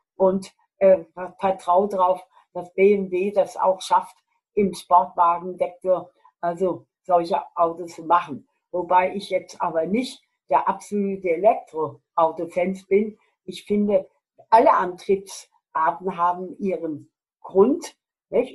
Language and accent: German; Germany; bei uns in Deutschland